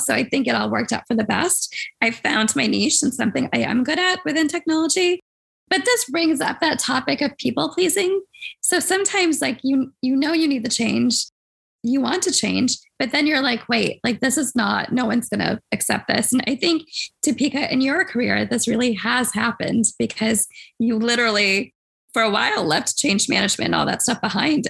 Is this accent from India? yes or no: yes; India; as an Indian kid